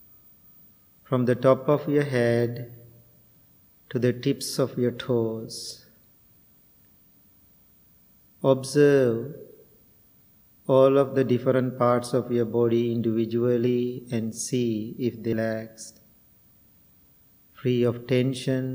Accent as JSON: {"language": "English", "country": "Sri Lanka", "tie": "born or raised there", "moved": "as an adult", "lives_now": "United States", "said": "I was born and raised in Sri Lanka"}